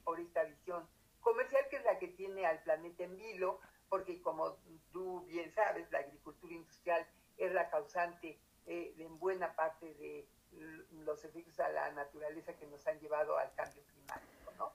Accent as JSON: {"language": "Spanish", "country": "Mexico"}